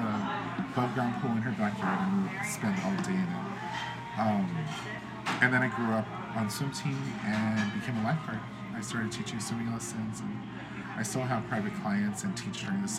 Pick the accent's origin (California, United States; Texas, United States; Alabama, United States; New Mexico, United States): California, United States; Los Angeles; even though we were in El Sereno, which is in Los Angeles, we still participated in all those traditions that they did growing up in Mexico.